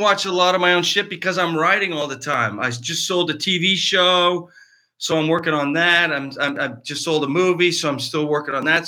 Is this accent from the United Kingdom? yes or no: no; Cardinal, Ontario, Canada; moved away as an adult; now in Los Angeles, United States; A little town in Eastern Ontario called Cardinal, Cardinal, Ontario